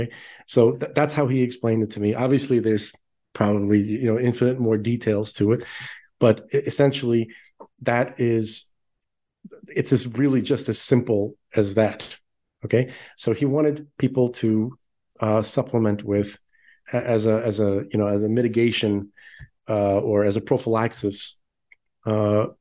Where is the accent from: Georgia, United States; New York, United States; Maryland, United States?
New York, United States; New York City; We grew up in Brooklyn